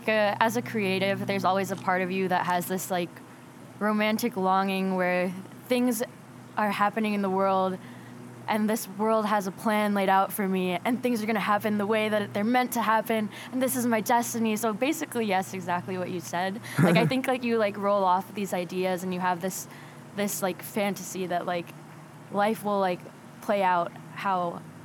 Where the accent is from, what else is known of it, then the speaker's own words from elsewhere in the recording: Tennessee, United States; now in California, United States; But, but yeah, no, I grew up in the South, like, got Southern roots, which is very weird to say. And I feel like, especially, like, on first glance, like, people don't take me as, like, somebody that's, like, a Tennessean.